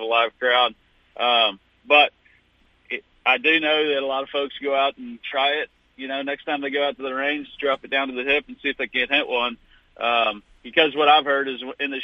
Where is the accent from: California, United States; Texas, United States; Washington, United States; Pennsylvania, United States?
Texas, United States; Fort Worth; accent: drawl; I'm from Fort Worth, Texas, and so I got a little bit of a draw, I've heard.